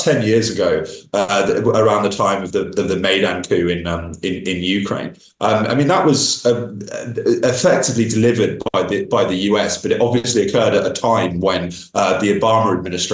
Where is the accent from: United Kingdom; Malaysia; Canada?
United Kingdom; moved away; I returned to my home country of Britain